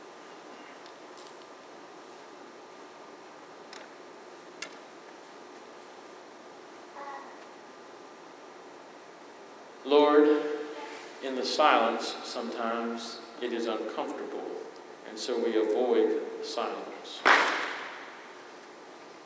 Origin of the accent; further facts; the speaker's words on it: Eastern North Carolina, United States; I am from Eastern North Carolina.